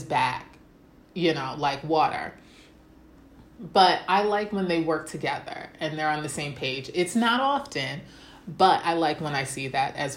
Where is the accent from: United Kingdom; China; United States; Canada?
United States; I'm speaking as an American